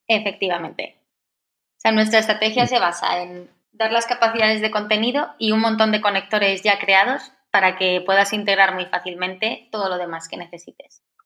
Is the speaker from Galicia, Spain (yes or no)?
no; Madrid, Community of Madrid, Spain; also born or lived in Valencia; yo soy de Madrid, nací aquí.